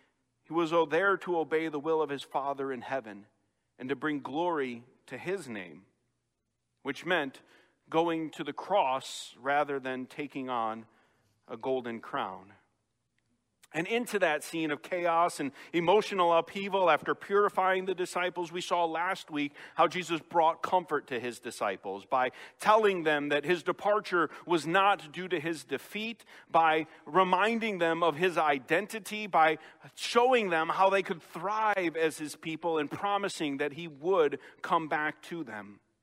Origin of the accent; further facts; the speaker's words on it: Chicago, Illinois, United States; accent: Chicago; moved away; having been away from Chicago over 18 years, those things start to fade more and more, and I've lost my accent quite a bit.